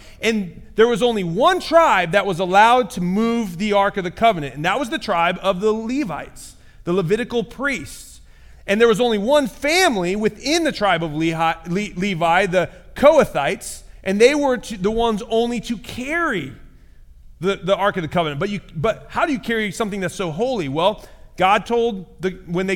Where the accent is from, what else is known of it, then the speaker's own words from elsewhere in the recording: Michigan, United States; now in Indiana, United States; I grew up in Michigan, so I'm a Michigan fan